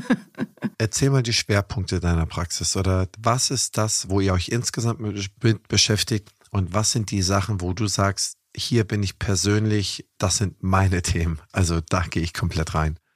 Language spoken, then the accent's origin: German; near Eckernförde, Schleswig-Holstein, Germany; ich bin ja auch Holsteiner, das heißt, ich komme hier aus der Nähe von Eckernförde